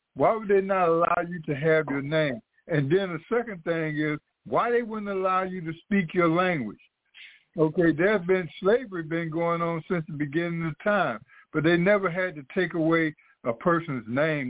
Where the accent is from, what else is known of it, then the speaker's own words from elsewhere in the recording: United States; as Black Americans